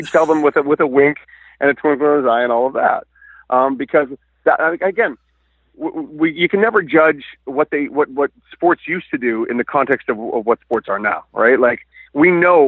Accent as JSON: {"language": "English", "town": "Vancouver", "region": "British Columbia", "country": "Canada", "tie": "born or raised there", "said": "I grew up in Vancouver"}